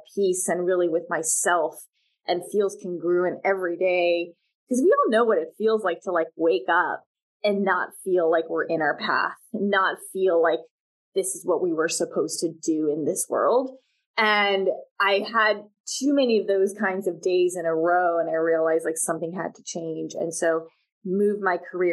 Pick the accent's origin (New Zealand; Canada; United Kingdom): Canada; Vancouver, British Columbia; moved away; I was born and raised in Vancouver. I'm Canadian